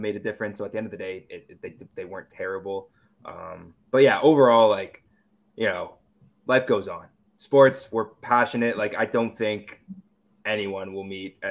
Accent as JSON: {"language": "English", "town": "Toronto", "region": "Ontario", "country": "Canada", "said": "I'm from Toronto"}